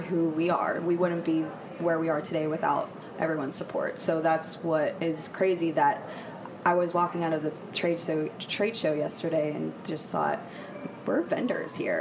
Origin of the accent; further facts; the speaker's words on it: Pittsburgh, Pennsylvania, United States; also born or lived in West Virginia; I'm from Pittsburgh, Pennsylvania, born and raised